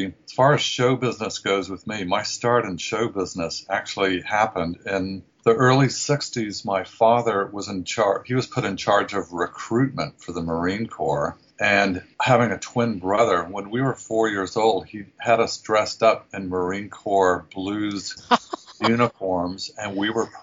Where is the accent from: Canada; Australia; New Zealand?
New Zealand; moved away as an adult; also born or lived in Southern California, United States; now in San Francisco, United States; I grew up in New Zealand.